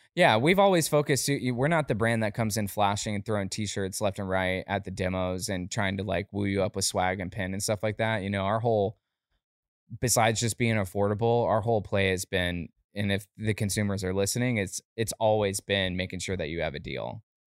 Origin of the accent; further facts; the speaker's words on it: Lake County, Florida, United States; also born or lived in Altamonte Springs, Florida; born in Altamont Springs, Orlando, but I, I grew up in, uh, like a small, like a small county called Lake County